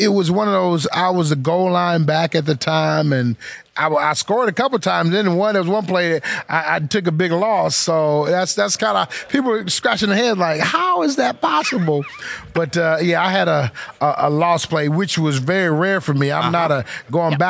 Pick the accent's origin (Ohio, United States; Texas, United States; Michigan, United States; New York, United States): Michigan, United States; Detroit; my hometown of Detroit